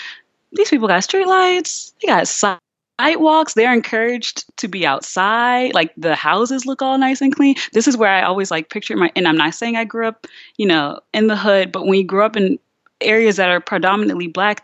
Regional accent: Richmond, Virginia, United States; also born or lived in New Jersey; I grew up in Richmond, Virginia

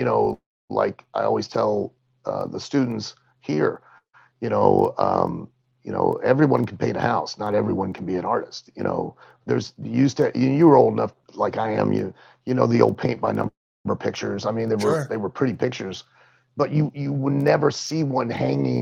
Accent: Lima, Ohio, United States; in my hometown where I grew up in Lima, Ohio

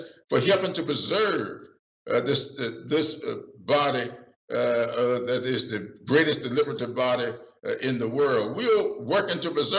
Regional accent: South Carolina, United States; I'm from South Carolina

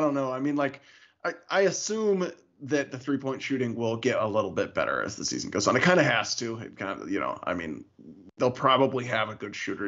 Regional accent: Louisville, Kentucky, United States; moved away as an adult; now in Missouri, United States; growing up in Louisville

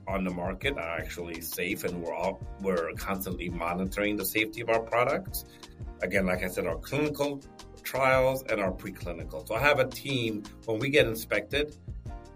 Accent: Ethiopia; I was born in Ethiopia

